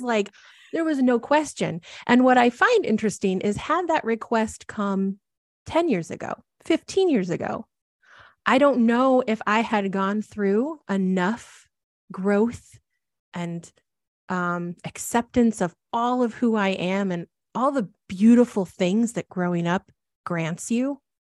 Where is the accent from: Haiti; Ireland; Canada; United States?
United States; Midwest; moved away as an adult; now in Portland, United States; I really saw myself as a Midwesterner and thought I would be there forever